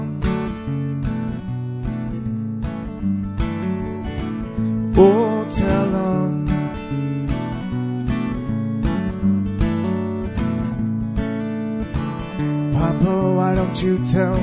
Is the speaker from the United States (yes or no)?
no; Sherwood Park, Alberta, Canada; I'm from Sherrod Park